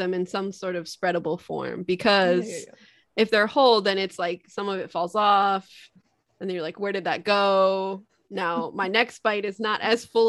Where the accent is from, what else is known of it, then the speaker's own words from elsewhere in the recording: Northeast, United States; Colloquially, I would call them carriages because I'm from the Northeast